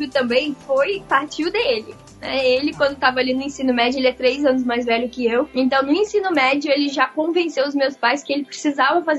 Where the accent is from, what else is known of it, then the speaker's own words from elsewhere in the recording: Rio de Janeiro, Brazil; moved away as an adult; now in Japan; Eu nasci na cidade do Rio de Janeiro e já muito pequenininha eu fui pro interior do Rio, né, onde eu fui criada.